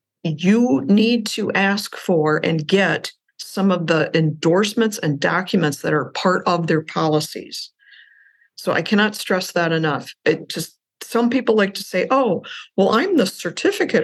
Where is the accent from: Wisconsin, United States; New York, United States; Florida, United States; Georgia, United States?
Wisconsin, United States; a small commercial bank in my hometown in Wisconsin